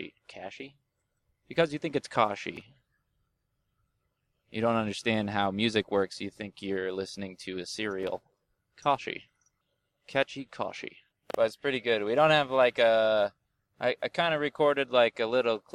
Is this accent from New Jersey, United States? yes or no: yes; New Jersey, United States; moved away; I am from New Jersey. I was born there.